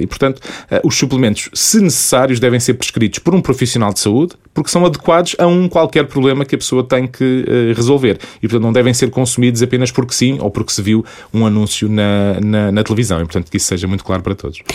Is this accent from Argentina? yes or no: no; Portugal; a nossa vivência enquanto portugueses